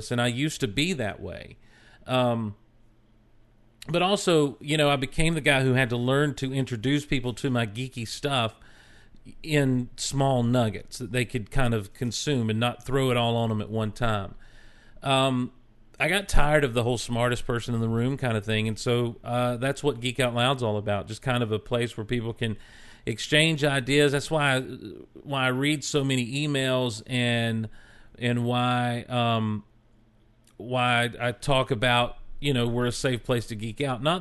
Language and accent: English; Marietta, Ohio, United States; A local shop opened up in my hometown in Marietta, Ohio back in 2005, and I started reading comics with my son